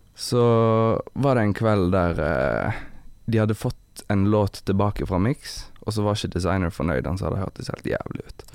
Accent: Evanger, Vestland, Norway; moved away; also born or lived in Bergen; Jeg er fra Evanger. Mm. Det er et kvarter før Voss.

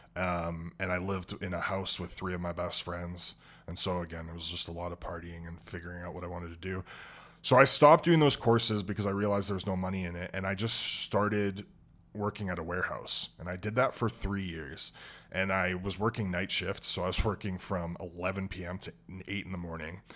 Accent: Edmonton, Alberta, Canada; moved away; also born or lived in Lloydminster / Grand Prairie; I was raised, uh, born and raised in Edmonton, Alberta.

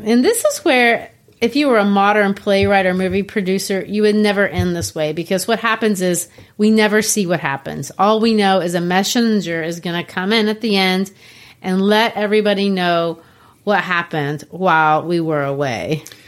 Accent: Belo Horizonte, Minas Gerais, Brazil; moved away; I grew up in Belo Horizonte, Brazil

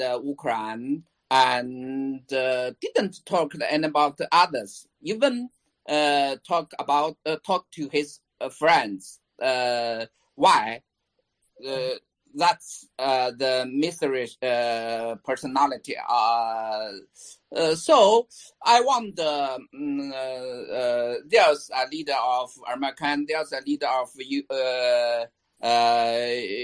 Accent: China; I'm from China.

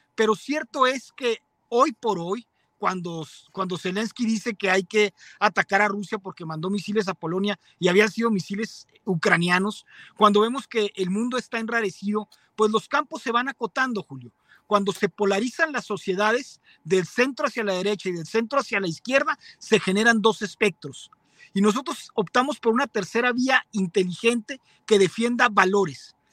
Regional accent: Mexico; somos católicos

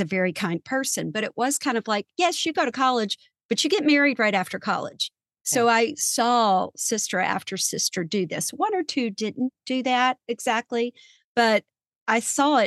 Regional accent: small town outside Louisville, Kentucky, United States; I grew up in Kentucky, in a small town right outside of Louisville, Kentucky.

